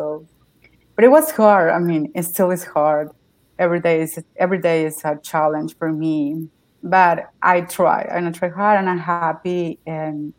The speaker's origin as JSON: {"language": "English", "country": "Mexico", "second_language": "English", "moved": "as an adult", "lives_now": "United States", "said": "I'm from Mexico. I came to the United States in 2017"}